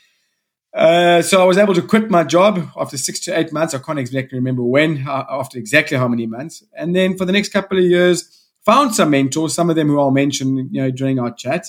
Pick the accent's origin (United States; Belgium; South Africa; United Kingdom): South Africa; also born or lived in Salt Rock, KwaZulu-Natal; I come from South Africa. I live in a small coastal town north of Durban on the east coast of South Africa called Salt Rock.